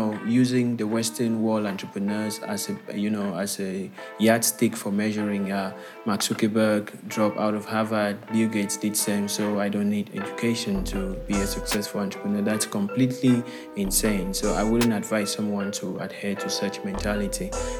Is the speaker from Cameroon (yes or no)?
yes; Bamenda, Northwest Region, Cameroon; also born or lived in Yaoundé; So I'm currently speaking to you from Cameroon, and I'm originally from Cameroon as well. Okay. I am actually in my hometown, Bamenda, as we speak.